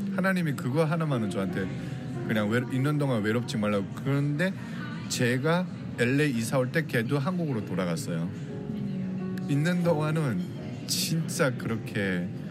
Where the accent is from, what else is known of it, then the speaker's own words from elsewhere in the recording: North Korea; now in Los Angeles, United States; 제가 북한 사람이란 걸